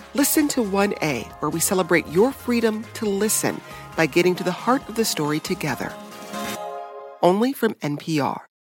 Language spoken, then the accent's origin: English; Florida, United States; my home state of Florida